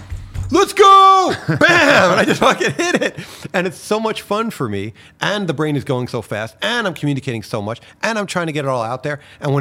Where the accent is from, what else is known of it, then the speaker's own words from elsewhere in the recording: New York City, New York, United States; which worked out great because I was raised in New York City, so there everybody talks fast.